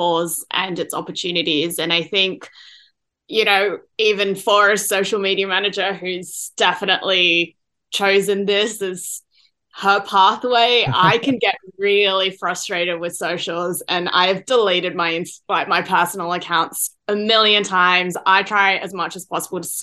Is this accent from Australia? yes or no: yes; Australia; I am originally from Australia